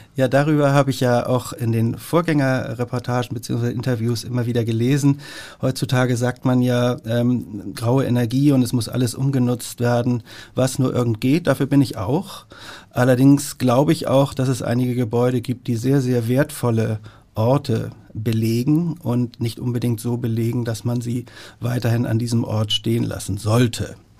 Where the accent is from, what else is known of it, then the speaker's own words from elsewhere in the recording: Hamburg, Germany; meine Heimatstadt, in der ich geboren bin, in der ich lebe und arbeite und die ich, wenn es nicht vermessen klingt, so ein bisschen wie das eigene Wohnzimmer betrachte, Hamburg